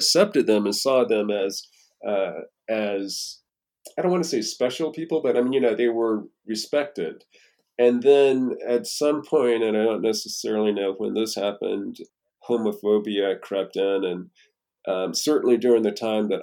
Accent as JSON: {"language": "English", "town": "Raleigh", "region": "North Carolina", "country": "United States", "moved": "yes", "said": "I'm from Raleigh, North Carolina. So anytime I would go home to see my parents"}